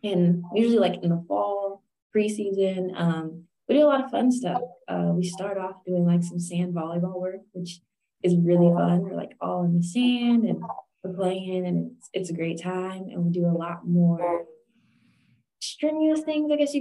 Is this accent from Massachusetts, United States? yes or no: no; San Jose, California, United States; moved away as an adult; also born or lived in Missouri; I'm originally from California, San Jose, California, Bay Area.